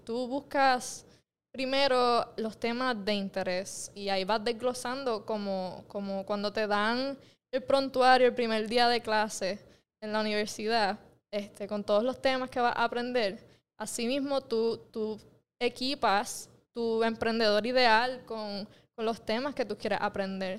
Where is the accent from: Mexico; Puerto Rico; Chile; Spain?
Puerto Rico; Mayagüez; yo nací en Mayagüez